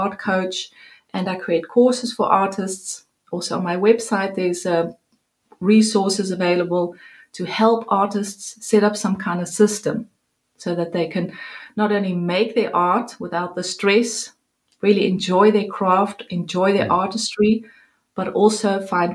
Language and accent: English; Cape Town, Western Cape, South Africa; moved away as an adult; also born or lived in Netherlands; now in Amsterdam, Netherlands; I am from Cape Town, South Africa. Yay! And born there, went to Fairmont High School, which is in Durbanville